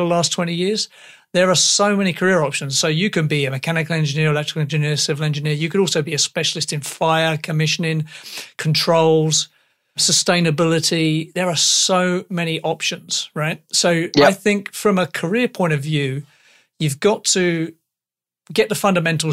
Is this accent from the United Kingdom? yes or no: yes; England, United Kingdom; accent: English; I am English